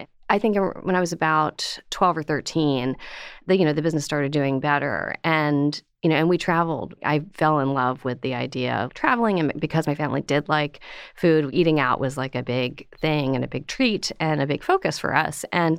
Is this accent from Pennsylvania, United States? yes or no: yes; Pennsylvania, United States; In Pennsylvania.